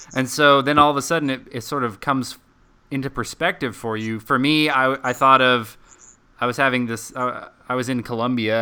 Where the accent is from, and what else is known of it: Dallas, Texas, United States; also born or lived in Colorado Springs, Colorado